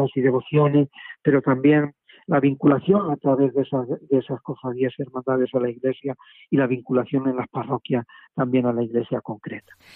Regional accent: Madridejos, Castilla-La Mancha, Spain; also born or lived in Córdoba / Seville; now in Huelva, Spain; mi pueblo natal, de Madridejos, en Toledo

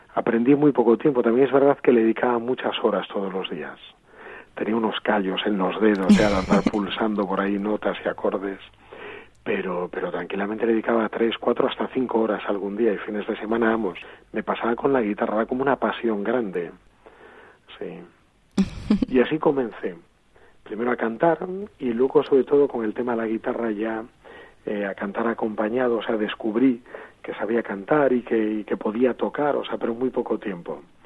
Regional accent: A Coruña, Galicia, Spain; now in Santiago de Compostela, Spain; nací, como bien dijiste, en La Coruña, en una familia, un ámbito también muy cristiano

